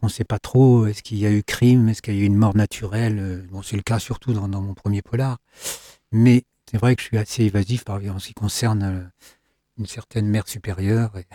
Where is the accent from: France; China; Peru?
France; Saint-Calais, Pays de la Loire; also born or lived in Loir valley / Loir-et-Cher; Je suis né à Saint-Calais